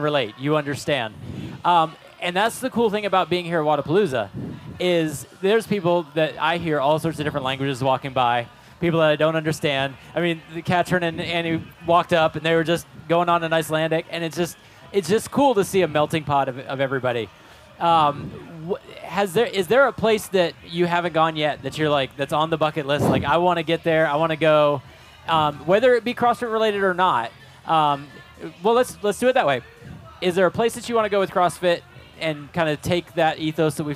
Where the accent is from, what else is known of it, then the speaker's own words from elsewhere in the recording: Ocala, Florida, United States; I'm from Ocala